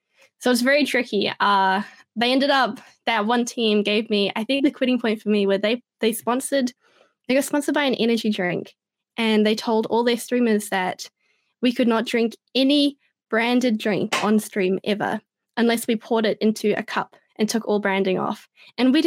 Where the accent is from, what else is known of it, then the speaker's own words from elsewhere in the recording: New Zealand; I'm really proud to be from New Zealand